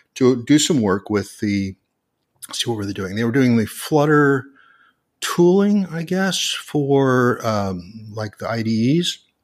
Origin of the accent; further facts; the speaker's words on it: Portland, Oregon, United States; my hometown of Portland, Oregon